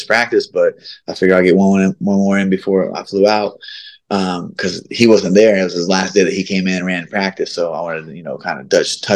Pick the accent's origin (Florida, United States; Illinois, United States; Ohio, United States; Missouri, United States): Ohio, United States; I'm from Ohio